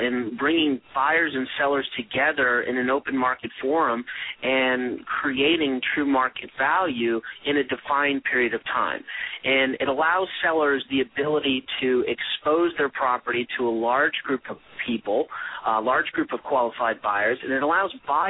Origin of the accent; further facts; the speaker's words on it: Charlotte, North Carolina, United States; And I've grown up in the Charlotte, North Carolina area and had traveled around and lived in various other places in my upbringing. But I call Charlotte home now.